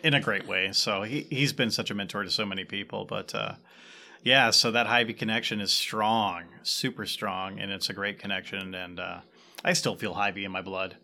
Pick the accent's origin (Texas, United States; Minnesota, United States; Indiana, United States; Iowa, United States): Iowa, United States; Ottumwa; I actually grew up in Ottawa